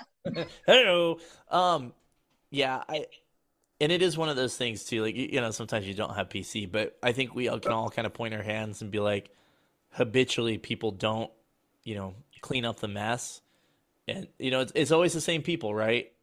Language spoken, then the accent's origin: English; Colorado, United States; grew up in Colorado